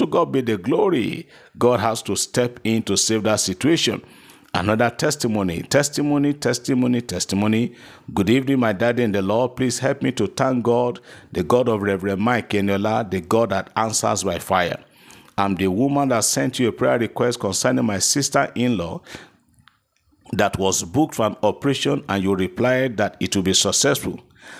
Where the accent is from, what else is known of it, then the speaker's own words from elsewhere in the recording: Keffi, Nasarawa, Nigeria; I'm so person from Kefi in Nasarawa State.